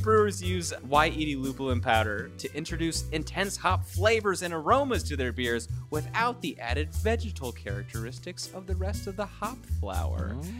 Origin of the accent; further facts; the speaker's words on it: Kentucky, United States; moved away as an adult; once I moved away from Kentucky